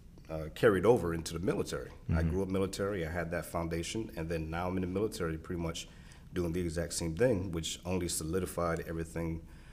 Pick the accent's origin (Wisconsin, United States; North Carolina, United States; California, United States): California, United States; born there; also born or lived in East Coast, United States; I was born in California, lived all the way up and down the East Coast due to being in the Navy.